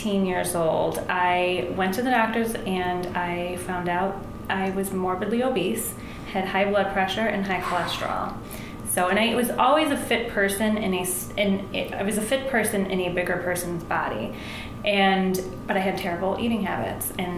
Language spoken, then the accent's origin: English; Buffalo, New York, United States; now in Chicago, United States; I'm from Buffalo, New York